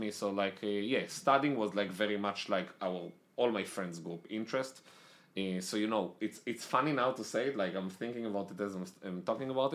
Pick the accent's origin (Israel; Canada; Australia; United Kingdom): Israel; accent: Israeli; moved away as an adult; also born or lived in Italy; now in United States; I'm Israeli. I lived in Israel most of my life. I was born in Israel, then I moved to Italy.